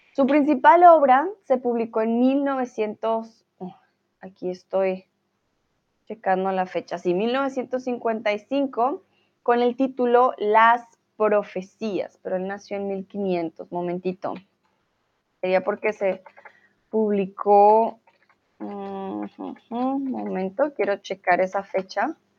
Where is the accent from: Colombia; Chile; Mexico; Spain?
Colombia; soy de Colombia